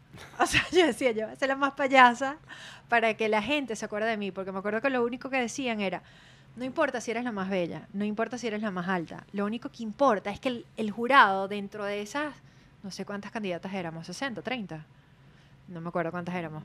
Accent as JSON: {"language": "Spanish", "town": "Maracay", "region": "Aragua", "country": "Venezuela", "tie": "born or raised there", "said": "yo nací en Aragua, en Maracay, y representé Distrito Federal"}